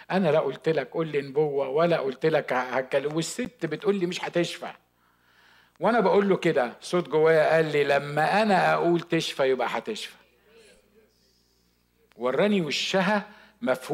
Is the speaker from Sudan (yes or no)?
no; Upper Egypt, Egypt; وعلى فكره انا صعيدي يعني كنت هقعد في الاوضه دي لغايه ما هو هيجاوبني